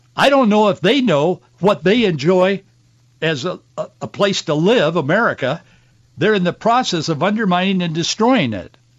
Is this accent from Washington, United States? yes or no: yes; Yakima, Washington, United States; I was born in Yakima, grew up on an orchard in the Yakima Valley